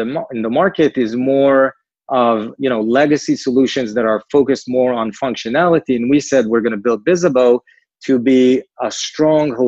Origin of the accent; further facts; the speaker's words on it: Israel; accent: Israeli; moved away as an adult; now in New York, United States; Originally, we're from Israel. I guess the name and the accent, you probably picked on